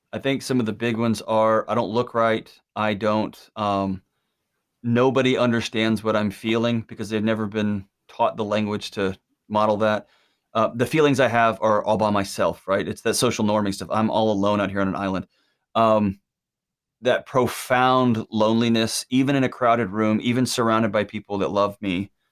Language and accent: English; Texas, United States; I was born in Texas